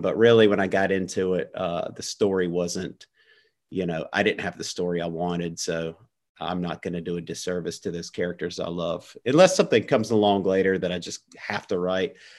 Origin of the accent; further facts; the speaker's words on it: central North Carolina, United States; I live 10 minutes from where I was born. Um, and I actually teach in my hometown